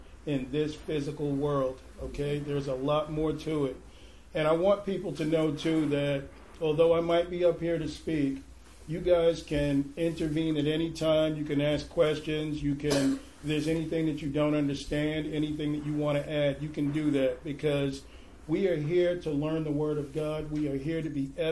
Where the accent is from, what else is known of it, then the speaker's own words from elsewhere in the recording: New York City, New York, United States; moved away as an adult; now in Portland, United States; I'm actually originally from Brooklyn, New York. I came to Portland about 10 years ago.